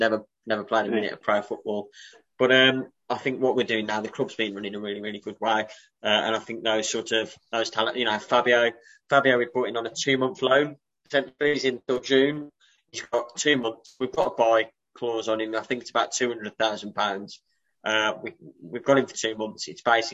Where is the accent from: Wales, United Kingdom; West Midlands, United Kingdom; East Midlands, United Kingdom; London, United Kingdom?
West Midlands, United Kingdom; Wolverhampton; I'm from Wolverhampton, and that's my sort of background.